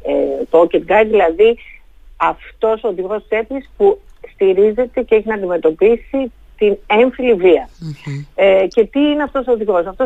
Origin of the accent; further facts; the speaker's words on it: Thessaloniki, Central Macedonia, Greece; Σε αντίθεση με την πόλη μου τη Θεσσαλονίκη που έχει